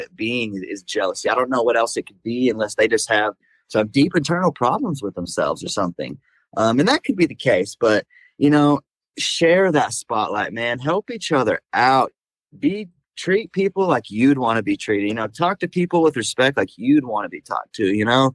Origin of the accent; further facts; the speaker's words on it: Oklahoma City, Oklahoma, United States; here in Oklahoma City, in my home state.